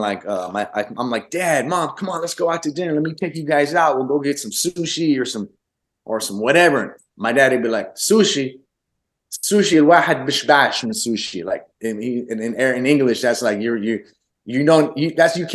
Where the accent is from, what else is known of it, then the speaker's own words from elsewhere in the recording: Michigan, United States; first language Arabic; English is a second language; I'm an Arab kid going to a white school in the middle of Michigan.